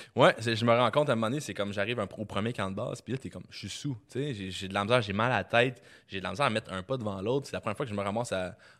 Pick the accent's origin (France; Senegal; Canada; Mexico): Canada; Quebec; je viens du Québec